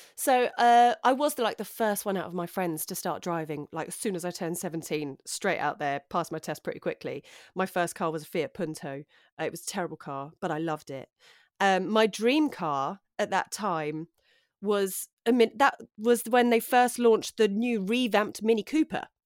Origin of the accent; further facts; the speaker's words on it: London, United Kingdom; moved away as an adult; now in West Sussex, United Kingdom; I grew up in North London. Um, I grew up in Edmonton, North